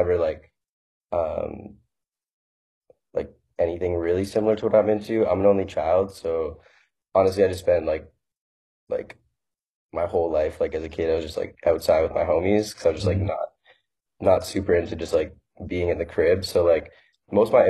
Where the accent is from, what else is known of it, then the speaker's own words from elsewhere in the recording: St. Catharines, Ontario, Canada; moved away as an adult; now in Toronto, Canada; Originally I'm from St. Catharines. I've lived in Toronto for 2 years